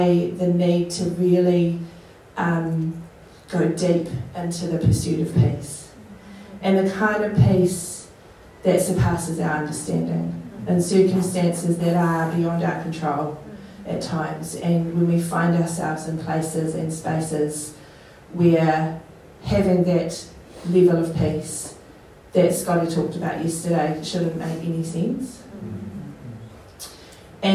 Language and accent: English; Masterton, Auckland, New Zealand; also born or lived in Wellington; now in Auckland, New Zealand; I was born in Masterton.